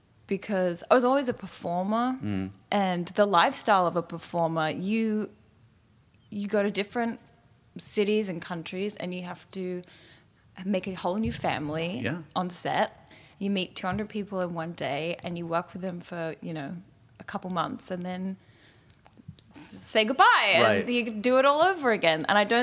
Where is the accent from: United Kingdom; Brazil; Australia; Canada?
Australia; also born or lived in Fiji / Singapore / Indonesia / Italy; yeah, I was born in Australia, but I left at 2 weeks old. And we grew up in Fiji, Singapore, Indonesia, a little bit in Italy, and then moved back to Australia.